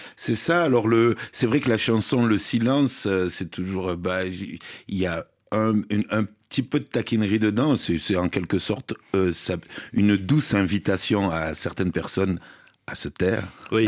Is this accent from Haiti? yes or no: no; south of France, France; je viens du sud de la France